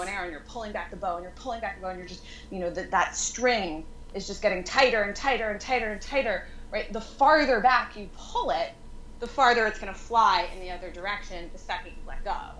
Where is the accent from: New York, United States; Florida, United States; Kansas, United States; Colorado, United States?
New York, United States; moved away as an adult; now in San Francisco, United States; I was raised there. I grew up in Manhattan proper